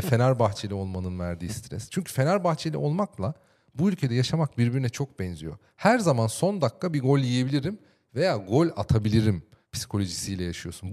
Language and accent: Turkish; Ankara, Turkey; ben doğma büyüme Ankaralıyım